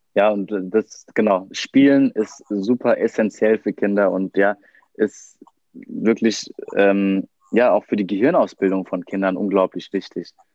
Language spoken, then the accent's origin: German; Germany; wir als Deutsche